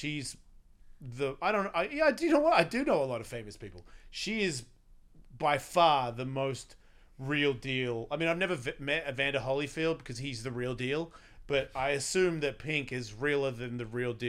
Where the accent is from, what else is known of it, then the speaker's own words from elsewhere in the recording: Australia; Am I. I'm from Australia.